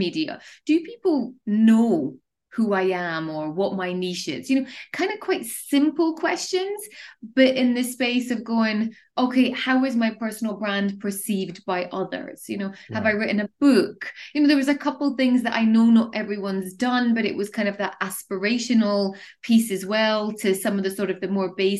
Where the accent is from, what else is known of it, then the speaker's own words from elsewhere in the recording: Edinburgh, Scotland, United Kingdom; moved away as an adult; also born or lived in Dubai; I'm originally from Scotland in Edinburgh, and I made the decision to move to the Middle East